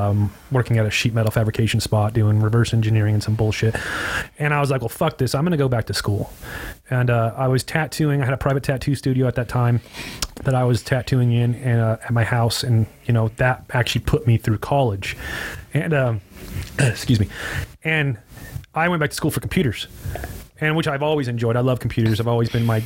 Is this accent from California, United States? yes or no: yes; Hesperia, California, United States; moved away as an adult; now in Costa Mesa, United States; I grew up there. I've lived there my whole entire life